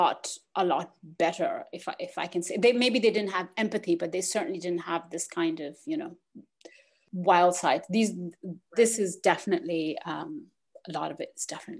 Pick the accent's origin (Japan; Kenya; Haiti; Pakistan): Pakistan; moved away; also born or lived in United States / Netherlands / Australia; I was born in Pakistan, I've lived in the US